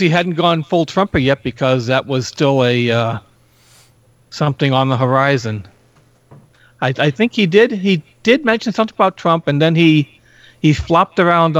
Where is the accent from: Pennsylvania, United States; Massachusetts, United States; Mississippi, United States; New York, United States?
Massachusetts, United States; Boston; We're both from Boston.